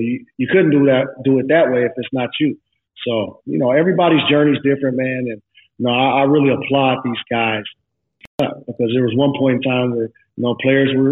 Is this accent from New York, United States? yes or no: no; Seattle, Washington, United States; I'm from Seattle, diehard Seattle Sonics fans